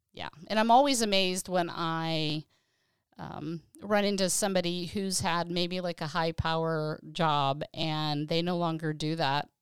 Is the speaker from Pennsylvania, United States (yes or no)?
yes; Pennsylvania, United States; moved away as an adult; also born or lived in California; growing up in Pennsylvania